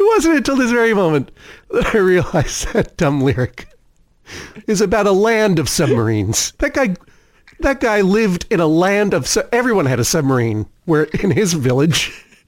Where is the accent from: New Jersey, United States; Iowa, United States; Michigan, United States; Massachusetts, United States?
Massachusetts, United States; Brookline; also born or lived in Cambridge, Massachusetts; I was born in Cambridge, Massachusetts, moved very early on to Brookline